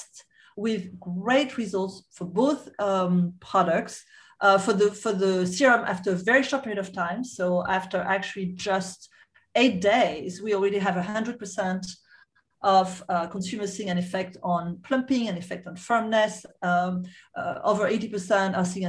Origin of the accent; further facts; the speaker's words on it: Corsica, France; we are from the Mediterranean part of the world, from an island called the Corsica.